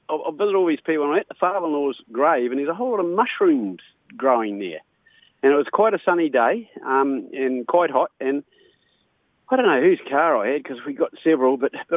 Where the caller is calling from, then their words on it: Gisborne, New Zealand; from Gisborne